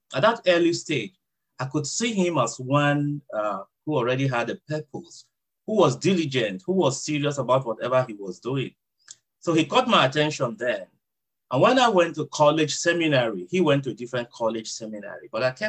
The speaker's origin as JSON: {"language": "English", "country": "Nigeria", "also_born_or_lived": "San Diego, United States", "first_language": "Idoma", "moved": "yes", "lives_now": "Chula Vista, United States", "said": "I'm from Nigeria."}